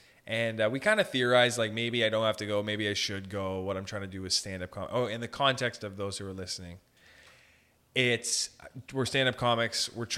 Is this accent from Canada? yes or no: yes; Sault Ste. Marie, Ontario, Canada; I grew up in Sault Ste. Marie.